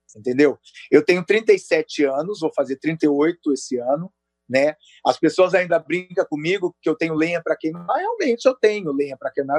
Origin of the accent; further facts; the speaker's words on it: Bauru, São Paulo, Brazil; also born or lived in Natal; eu sou de Bauru